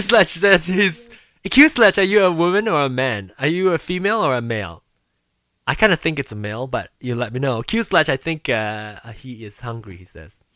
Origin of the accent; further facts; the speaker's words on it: Malaysia; moved away; growing up in Malaysia